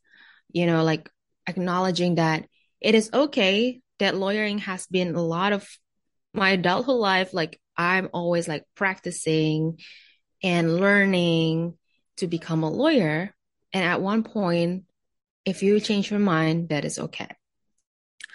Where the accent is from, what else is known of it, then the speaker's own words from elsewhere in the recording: Jakarta, Indonesia; moved away; also born or lived in New York; I was born and raised in Jakarta, Indonesia